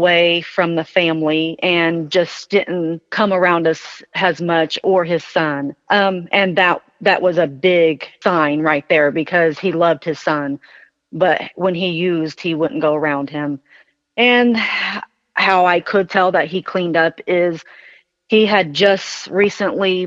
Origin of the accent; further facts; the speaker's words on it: Muncie, Indiana, United States; We grew up in Muncie